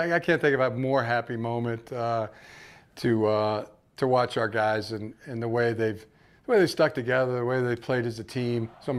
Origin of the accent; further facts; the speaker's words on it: Ann Arbor, Michigan, United States; as a young kid growing up in Ann Arbor